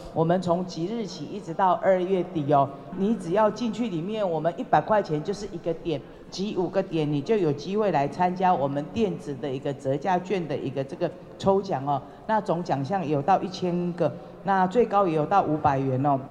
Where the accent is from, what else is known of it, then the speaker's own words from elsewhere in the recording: Changhua County, Taiwan; 也是我们彰化人的一个骄傲